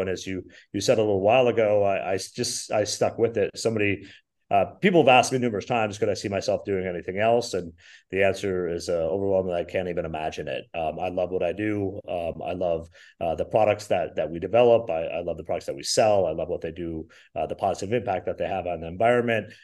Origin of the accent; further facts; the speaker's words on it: Minnesota, United States; moved away; also born or lived in Wisconsin; I'm originally from Minnesota.